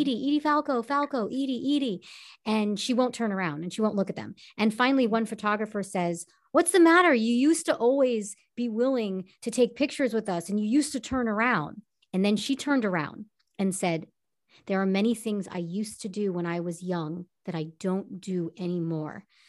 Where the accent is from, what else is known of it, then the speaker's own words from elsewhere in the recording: Long Island, New York, United States; now in Los Angeles, United States; I'm born and raised in Long Island, New York